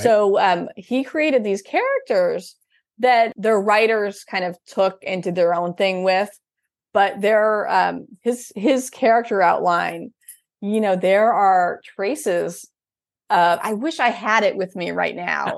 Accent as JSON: {"language": "English", "region": "Upper Midwest", "country": "United States", "said": "I'm from the Upper Midwest"}